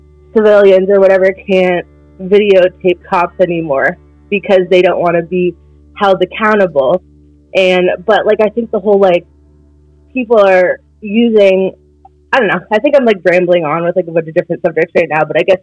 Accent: Biddeford, Maine, United States; growing up in Biddeford

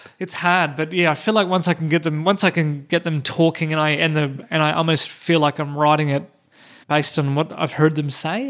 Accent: Hobart, Tasmania, Australia; moved away; I grew up in Tassie, but I didn't grow up in a small town. We were in the we were in the suburbs, mm. maybe 15 minutes drive from the city

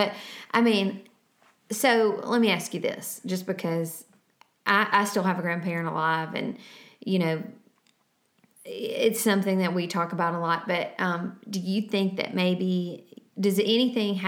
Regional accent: Savannah, Georgia, United States; moved away; We grew up in Savannah.

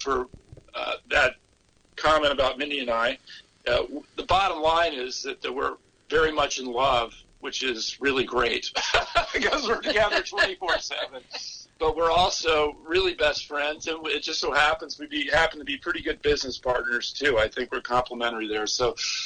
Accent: the South, United States; moved away; also born or lived in California; I grew up in the South, and I had grown up and lived the traditional standard American diet

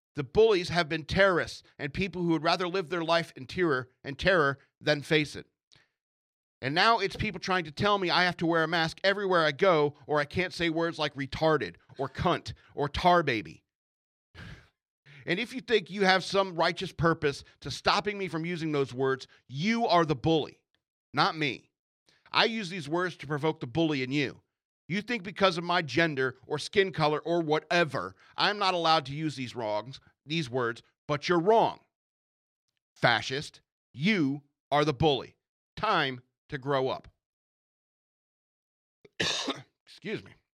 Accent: United States; I am an American who lives in America.

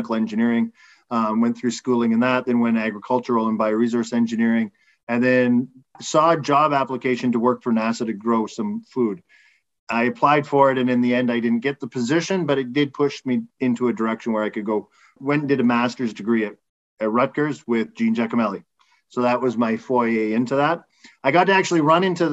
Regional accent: a small town outside of Edmonton, Alberta, Canada; moved away as an adult; now in Montreal, Canada; I grew up in a small town outside of Edmonton in Alberta.

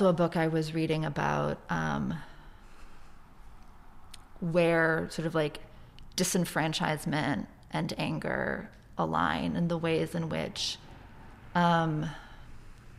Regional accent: Boston, Massachusetts, United States; I am from Boston

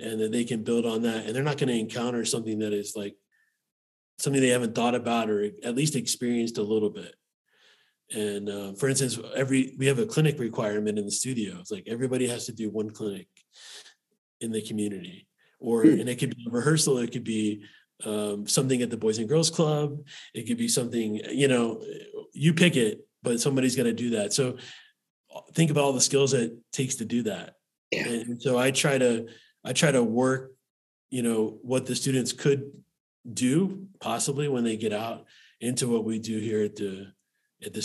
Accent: Vero Beach, Florida, United States; moved away as an adult; now in Utah, United States; I grew up in Vero Beach, Florida, small town

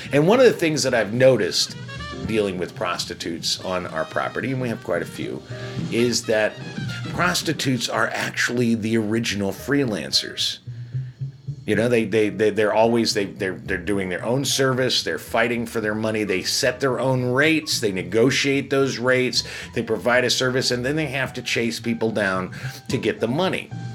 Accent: Chicago, Illinois, United States; I'm from Chicago as well

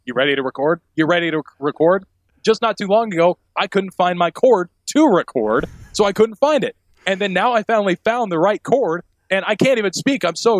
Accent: Bismarck, North Dakota, United States; now in Missoula, United States; I was born in Bismarck, North Dakota.

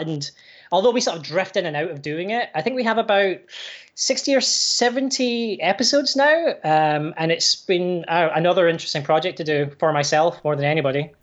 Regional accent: Irvine, Scotland, United Kingdom; also born or lived in Glasgow; now in Canada; I was born in Glasgow, but I grew up on the west coast in this town called Irvine

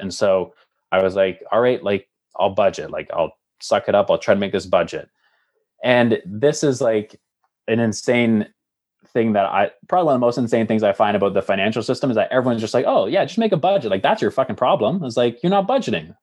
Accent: Lindsay, Ontario, Canada; moved away as an adult; also born or lived in Calgary / Hamilton; now in Halifax, Canada; growing up in Lindsay, Ontario

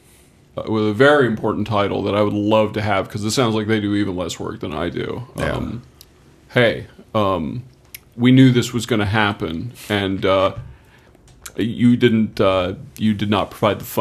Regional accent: United States; As an American

